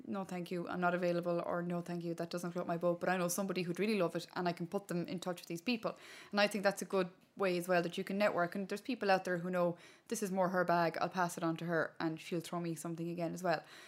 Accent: Connemara, Connacht, Ireland; first language Irish; English is a second language; I was growing up in Connemara in a little village called Inheararua back in the day

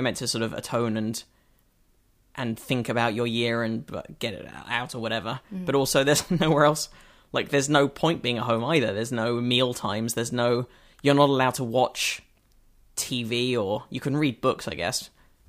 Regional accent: United Kingdom; now in United States; Oh, no, so I was still being British.

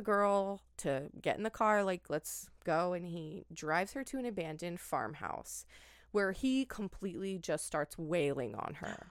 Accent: Oregon, United States; I grew up in Oregon.

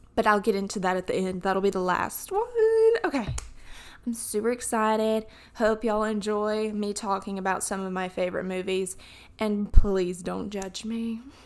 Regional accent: Alabama, United States; accent: southern; when I talk about Alabama, my accent gets a little bit thicker

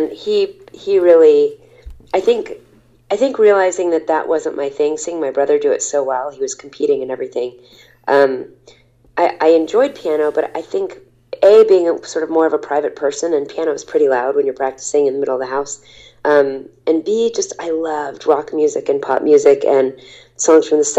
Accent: Texas, United States; I was from Texas

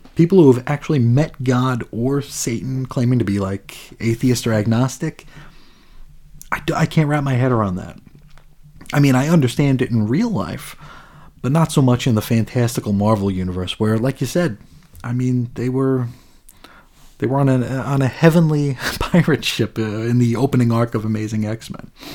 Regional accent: New York, United States; moved away as an adult; now in Arizona, United States; I grew up in New York, spent, you know, eighteen years out there

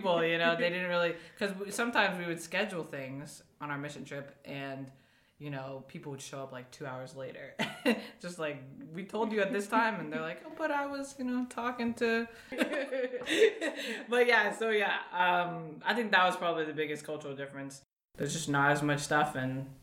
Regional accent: Colorado, United States; moved away as an adult; also born or lived in Nebraska; I'm actually from Colorado

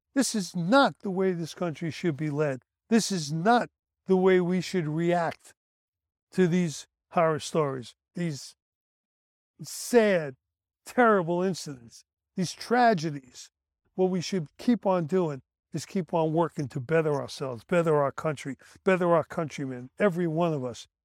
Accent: New York City, New York, United States; The kids I grew up with in Brooklyn

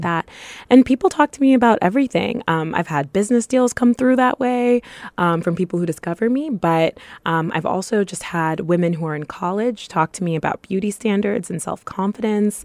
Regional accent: Topeka, Kansas, United States; moved away; I grew up in Topeka, Kansas, where there weren't a lot of people

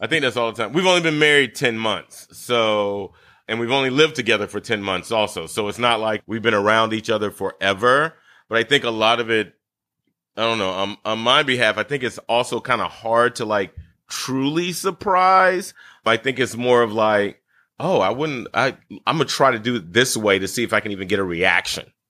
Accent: Brunswick, Georgia, United States; also born or lived in Bridgeport, Connecticut; I was born in Bridgeport, Connecticut, however, and moved to my family's land on my mother's side of the family in Brunswick, Georgia

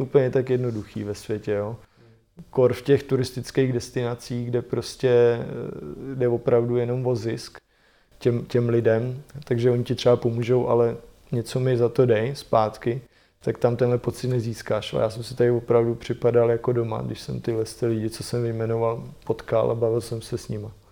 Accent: Czechia; já říkám Čechoslovakia

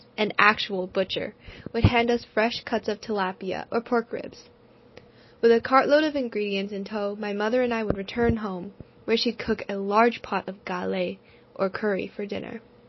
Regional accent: Arcadia, California, United States; Growing up in Arcadia, where over half the population consists of immigrants, I never felt out of place.

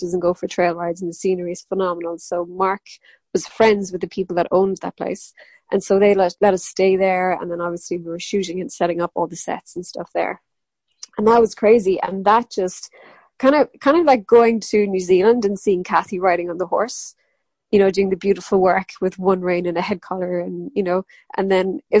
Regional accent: Ireland; accent: Irish; everybody else was English and it was me with my Irish accent.

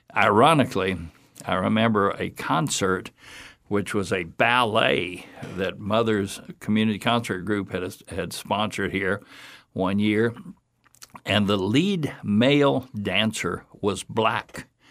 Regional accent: Fort Myers, Florida, United States; I was raised here in Fort Myers, born in Fort Myers, raised here

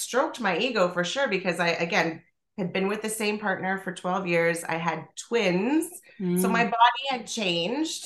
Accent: Toronto, Ontario, Canada; I'm from Toronto

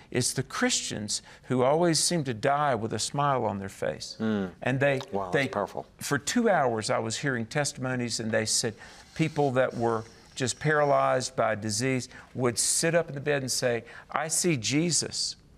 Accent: the South, United States; I'm from the South

